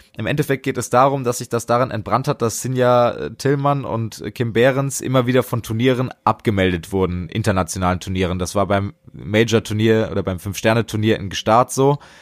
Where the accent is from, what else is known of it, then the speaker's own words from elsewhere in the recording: Hesse, Germany; als Hesse, ich bin ja gerade auch im Frankfurter und Wiesbadener Raum unterwegs